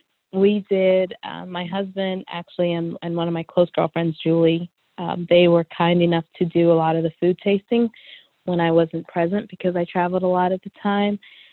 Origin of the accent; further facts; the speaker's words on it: Nigeria; Of course, because I'm Nigerian, we wanted the wedding favors to reflect that. So my family in Nigeria handmade Ankara fans.